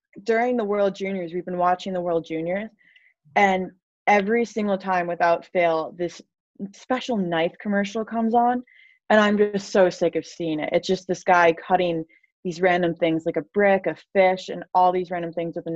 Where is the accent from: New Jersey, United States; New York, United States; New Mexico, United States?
New York, United States; I am from New York, so I should be a Giants or Jets fan